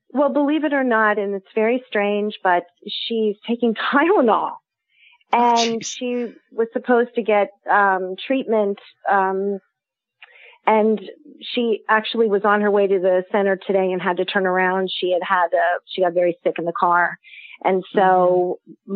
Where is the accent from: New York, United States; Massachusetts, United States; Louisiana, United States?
New York, United States; New York City; I'm from New York City and I'm right now in the heart of the Amish country in New Holland, Pennsylvania